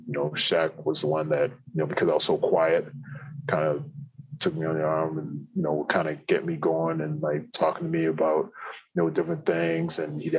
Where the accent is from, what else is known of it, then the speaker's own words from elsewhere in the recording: Canada; Someone that was very similar, you know, to me, where we're both Canadian, both West Indian background